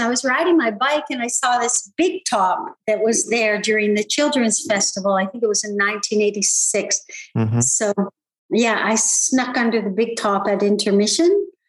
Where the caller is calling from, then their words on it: Ontario, Canada; I'm just outside of Toronto on a horse farm.